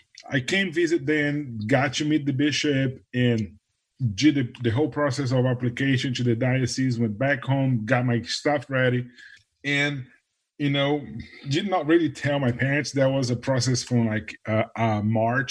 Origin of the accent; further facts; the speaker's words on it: Brazil; moved away as an adult; now in Nashville, United States; I was born in Brazil, I'm originally from Brazil